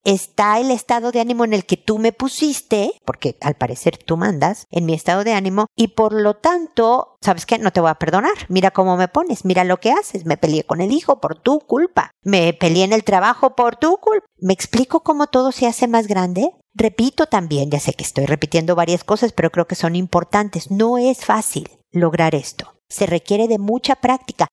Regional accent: Mexico

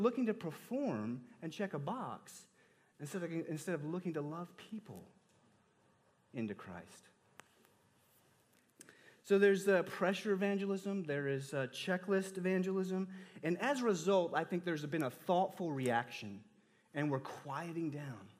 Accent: Texas, United States; I grew up in Texas, the Bible Belt

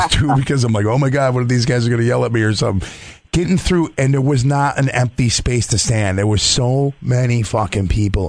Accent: Syracuse, New York, United States; from upstate New York. They're like, well, where? And we're like, from Syracuse.

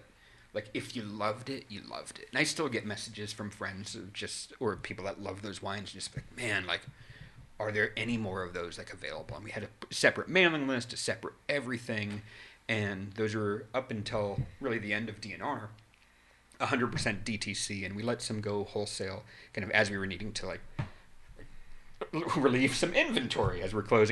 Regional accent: New England, United States; moved away; I grew up in New England.

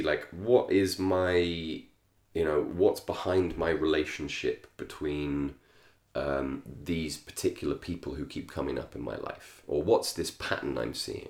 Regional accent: England, United Kingdom; I grew up in England

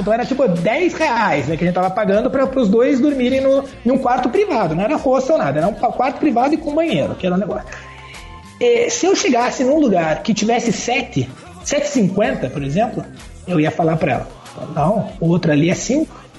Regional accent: Curitiba, Paraná, Brazil; Eu sou curitibano

